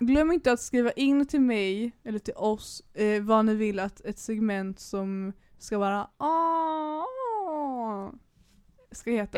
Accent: Majorna, Högsbohöjd, Västra Götaland, Sweden; also born or lived in Bokenäs; vi bodde i Majorna när, vi var, när jag var liten liksom. Sen så råkade vi bara hamna på Högsbohöjd för att vi flyttade hem från Bokenäs

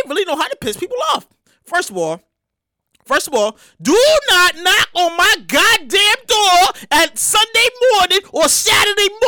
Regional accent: New York City, New York, United States; growing up in Brooklyn

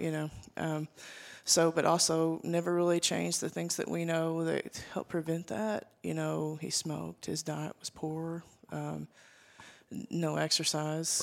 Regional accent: Arkansas, United States; I grew up here in Arkansas in, in a small town, very rural

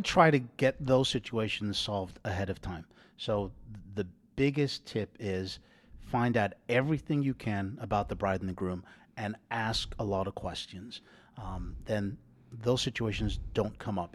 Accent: England, United Kingdom; moved away; I'm English

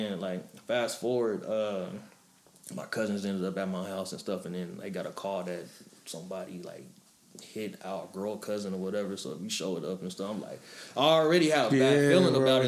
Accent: Oklahoma City, Oklahoma, United States; moved away; born and raised Oklahoma City

